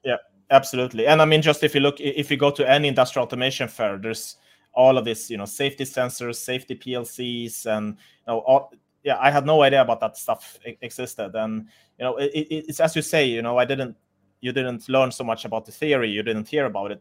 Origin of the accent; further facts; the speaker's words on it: Sweden; moved away as an adult; now in Munich, Germany; I'm from Sweden, but I, I moved here for a job